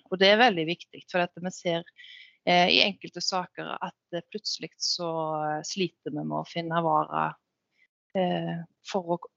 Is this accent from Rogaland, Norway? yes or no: yes; Utsira, Rogaland, Norway; jeg er oppvokst her